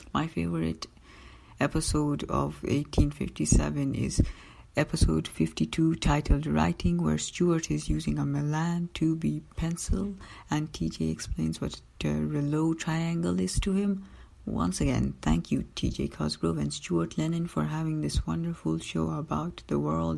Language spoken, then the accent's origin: English; Milton Keynes, South East England, United Kingdom; I am from Milton Keynes, England.